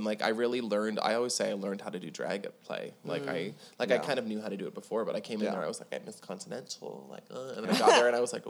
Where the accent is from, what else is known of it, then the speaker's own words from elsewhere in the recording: Toronto, Ontario, Canada; moved away as an adult; now in Nashville, United States; Like Toronto, my hometown?